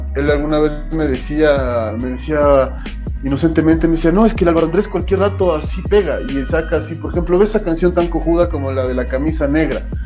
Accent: Quito, Pichincha, Ecuador; soy de Quito, soy de donde sea, de Ecuador, o sea, soy ecuatoriano, no me creo mejor que nadie, simplemente soy orgulloso y agradecido de haber nacido donde nací

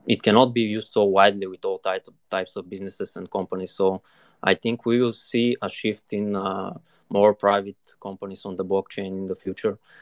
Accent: Bulgaria; I'm from Bulgaria, currently living here in the capital

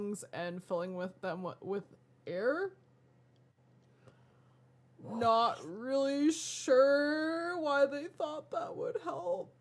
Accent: Colorado, United States; growing up in Colorado

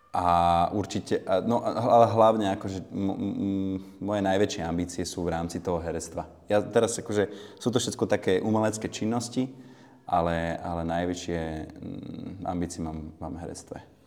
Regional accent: Bratislava, Bratislava Region, Slovakia; Pochádzam z Račianského mýta, to je také sídlisko nedaleko centri Bratislavy

